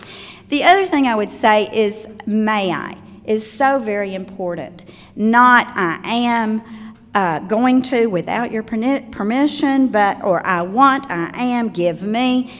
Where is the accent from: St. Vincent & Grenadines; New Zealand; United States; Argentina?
United States; the South; I'm from the South. We either don't finish our words or we put extra syllables in them.